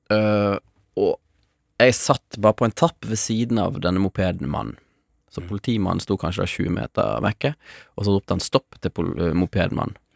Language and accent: Norwegian; Angola; also born or lived in Mozambique; Jeg vokste opp i Afrika, Eh, først i Mosambik og så i Angola. Angola var liksom røffest eh, borgerkrigstemning.